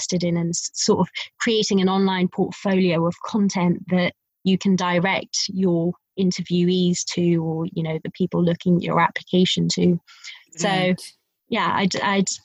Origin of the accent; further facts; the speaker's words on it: Wembley, London, United Kingdom; I'm a girl from Wembley